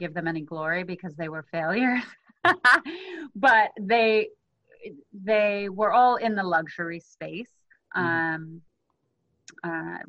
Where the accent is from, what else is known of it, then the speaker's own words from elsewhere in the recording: South Africa; now in United States; So I'm originally from South Africa, but I've been in the U.S. for a long time now